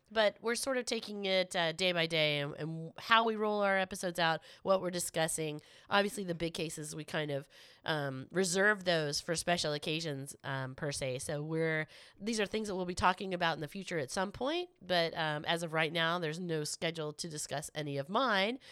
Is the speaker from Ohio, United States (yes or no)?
no; Florida, United States; I am from Florida